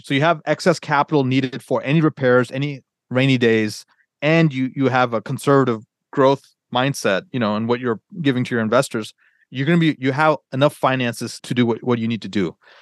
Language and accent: English; Atlanta, Georgia, United States; moved away; also born or lived in Northern Virginia; I grew up in Atlanta